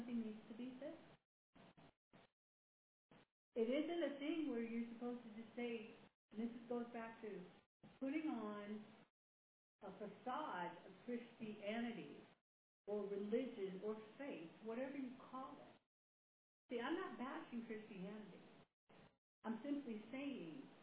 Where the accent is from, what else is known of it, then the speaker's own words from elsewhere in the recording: United States; I'm an American